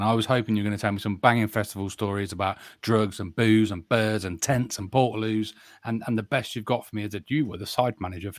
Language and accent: English; United Kingdom; We're British.